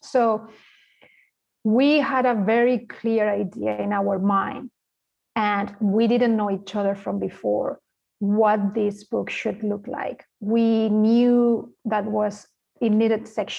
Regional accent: Spain; English is a second language; moved away; I'm from Spain, as you can tell by the accent

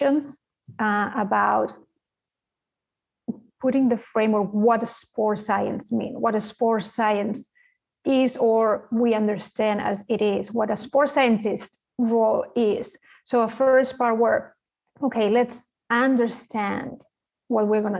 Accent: Spain; English is a second language; moved away; I'm from Spain, as you can tell by the accent

